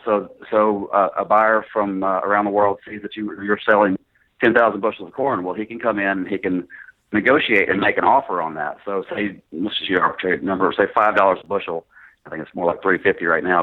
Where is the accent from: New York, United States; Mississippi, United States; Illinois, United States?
Mississippi, United States; Greenville; moved away as an adult; also born or lived in Paragould, Arkansas / San Antonio, Texas; now in Little Rock, United States; I actually uh, grew up in Greenville, uh, graduated high school, and went to college there in, in Mississippi